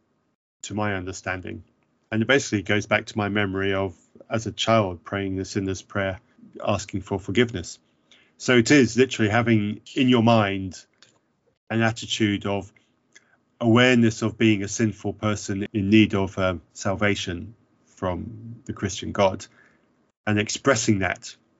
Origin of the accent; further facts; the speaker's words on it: Zambia; growing up in Zambia